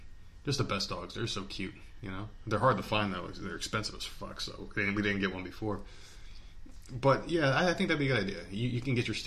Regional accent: South Carolina, United States; we're from here

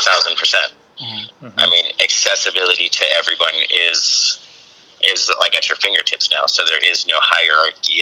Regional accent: San Diego, California, United States; now in Los Angeles, United States; Originally from San Diego

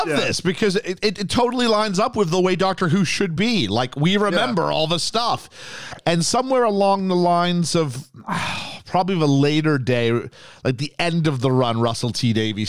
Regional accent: England, United Kingdom; now in Canada; but no one's heard of a conker back home. So trust me, when I moved from England to Canada, I had a conker tree in my backyard

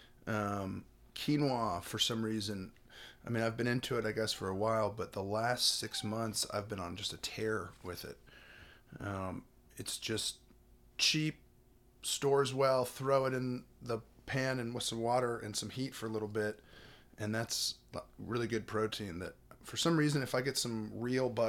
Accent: the South, United States; born or raised there

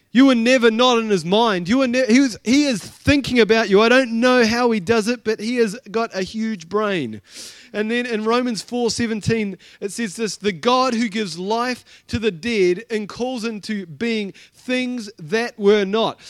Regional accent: Blenheim, Marlborough, New Zealand; I was from Blenheim

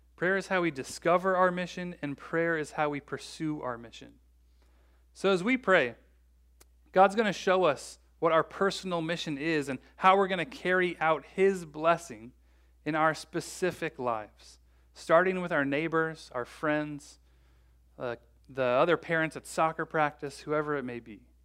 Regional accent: Bloomington, United States; I grew up in Bloomington

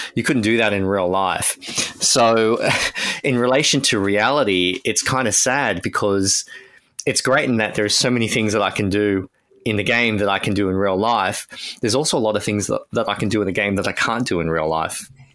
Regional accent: Australia; as an Australian

